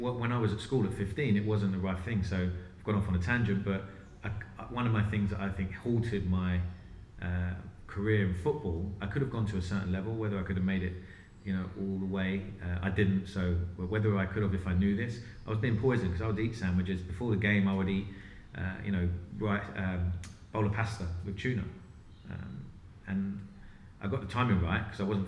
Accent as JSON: {"language": "English", "region": "London", "country": "United Kingdom", "tie": "born or raised there", "said": "I was born in London, lived in London my whole life."}